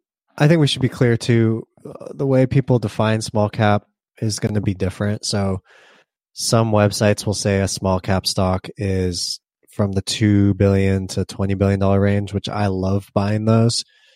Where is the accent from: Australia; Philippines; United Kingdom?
Australia; I'm from Australia, so I assumed our small, mid, and large cap stocks would be of different value to America.